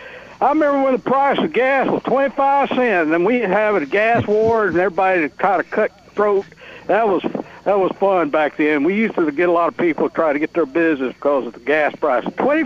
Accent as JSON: {"language": "English", "town": "Murfreesboro", "region": "Tennessee", "country": "United States", "tie": "born or raised there", "said": "I was born and raised in Murfreesboro. I was a senior at Central"}